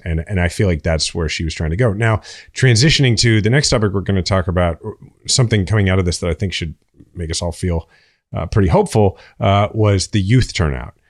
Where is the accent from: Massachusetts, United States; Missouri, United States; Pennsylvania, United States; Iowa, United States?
Missouri, United States; Kansas City; I'm from Kansas City